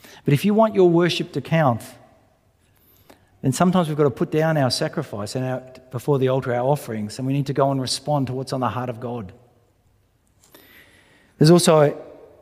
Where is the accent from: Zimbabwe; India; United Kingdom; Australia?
Australia; we're Australian.